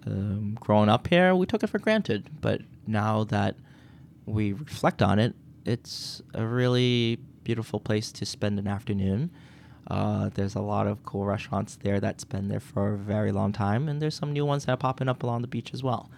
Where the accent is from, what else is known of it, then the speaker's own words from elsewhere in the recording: Quincy, Massachusetts, United States; also born or lived in Boston; we lived in Boston and my parents saw an opportunity to move to Quincy for the school system